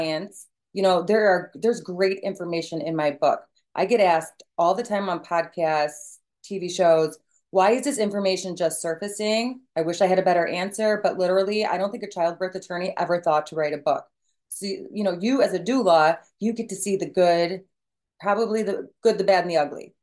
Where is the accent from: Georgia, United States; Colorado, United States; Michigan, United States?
Michigan, United States; I am from Michigan